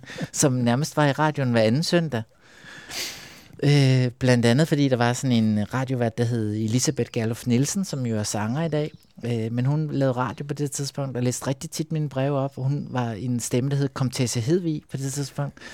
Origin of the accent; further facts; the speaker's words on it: Copenhagen, Capital Region of Denmark, Denmark; Jeg voksede op ude på Amager